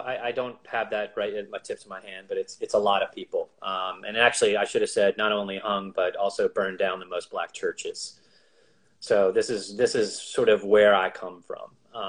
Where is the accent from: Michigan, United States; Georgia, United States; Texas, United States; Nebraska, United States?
Georgia, United States; Albany; moved away; also born or lived in Philadelphia; So I was born in Albany, Georgia, which interestingly is, in the deep South, really, really deep South.